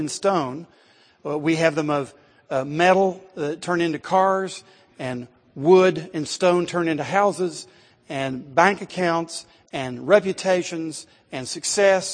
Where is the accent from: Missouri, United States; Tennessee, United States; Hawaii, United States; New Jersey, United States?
Tennessee, United States; Athens; I grew up in Athens, Tennessee